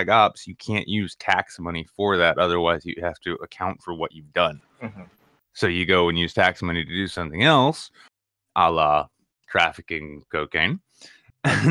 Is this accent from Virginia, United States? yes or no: no; New Hampshire, United States; I'm from New Hampshire